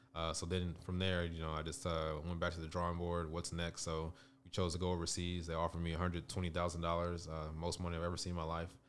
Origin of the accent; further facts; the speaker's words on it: Las Vegas, Nevada, United States; I grew up on the west side of Vegas, you know, in the area around Doolittle, uh, inner city